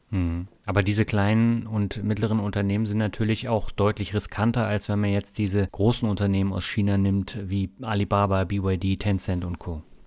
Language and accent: German; Germany; als Deutscher